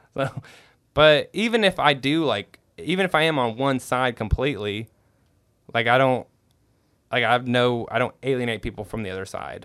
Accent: California, United States; I was born in California

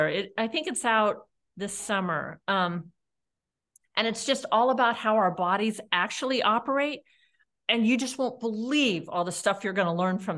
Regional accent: California, United States; From California.

